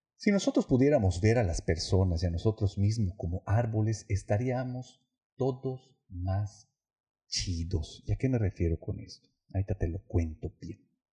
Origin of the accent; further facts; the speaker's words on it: Yucatán, Mexico; Yo como yucateco